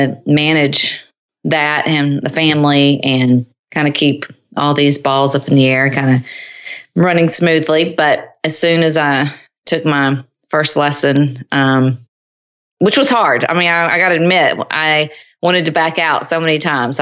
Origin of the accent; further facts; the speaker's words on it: Nashville, Tennessee, United States; moved away as an adult; now in Cincinnati, United States; Now I'm from Nashville originally, sort of. I mean, my dad was in the military, but most of my life was spent in Middle Tennessee.